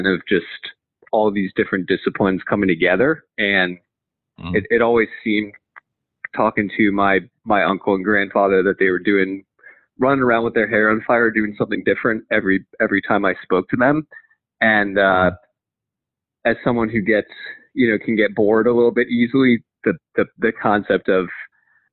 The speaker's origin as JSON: {"language": "English", "town": "Potomac", "region": "Maryland", "country": "United States", "tie": "born or raised there", "said": "So grew up in Potomac, Maryland"}